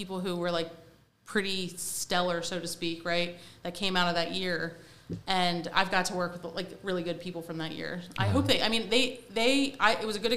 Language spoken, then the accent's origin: English; Wilmington, Delaware, United States; I'm from Delaware. I met my husband in my high school, so we're high school sweethearts